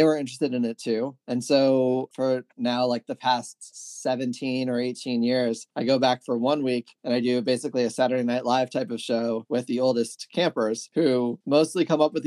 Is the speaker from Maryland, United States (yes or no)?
yes; Maryland, United States; I grew up in Maryland.